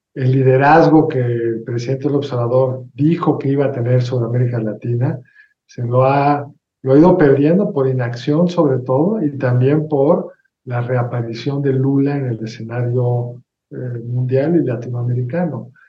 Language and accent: Spanish; Mexico